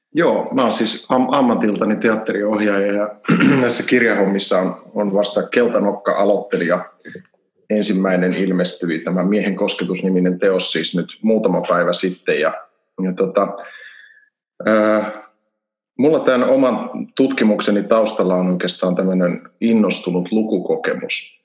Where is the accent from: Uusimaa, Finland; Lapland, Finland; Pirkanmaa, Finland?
Uusimaa, Finland; Helsinki; moved away as an adult; also born or lived in Turku; now in Kajaani, Finland; Mä oon Helsingistä kotoisin. Mä oon asunut siellä ensimmäiset 20 vuotta